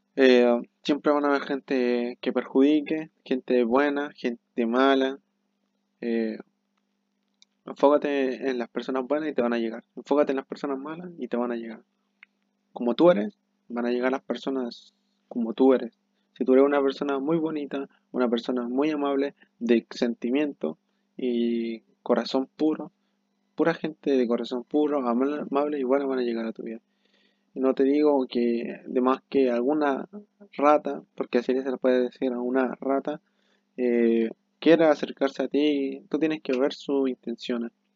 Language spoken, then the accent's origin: Spanish; Chile; soy de Chile